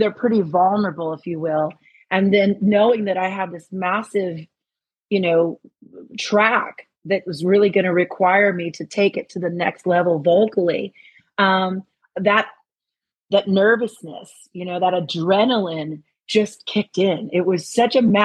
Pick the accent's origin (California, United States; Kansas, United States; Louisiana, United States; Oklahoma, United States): California, United States; Los Angeles; I'm an LA girl